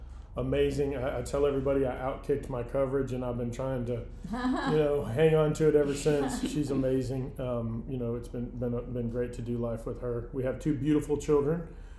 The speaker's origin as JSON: {"language": "English", "town": "Hanscom", "region": "Massachusetts", "country": "United States", "tie": "born there", "said": "Originally born just outside of Hanscom Air Force Base in Hanscom, Massachusetts. My dad was in the military."}